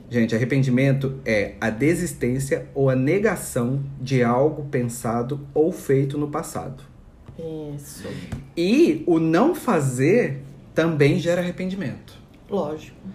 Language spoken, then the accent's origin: Portuguese; Minas Gerais, Brazil; now in Santos, Brazil; porque eu vim do interior de Minas Gerais, né, para uma cidade bem maior aqui, em Santos.